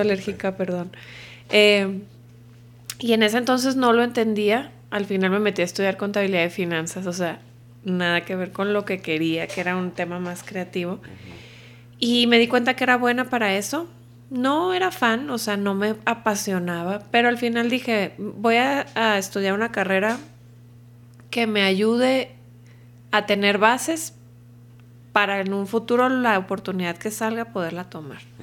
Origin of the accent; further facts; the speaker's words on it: Culiacán, Sinaloa, Mexico; moved away as an adult; now in Mexico City, Mexico; Pues soy de Culiacán, ya tengo acá en México casi 12 años viviendo